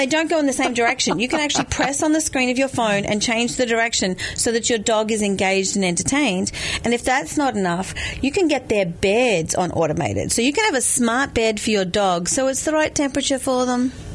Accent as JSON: {"language": "English", "country": "Australia", "moved": "yes", "said": "because I'm Australian"}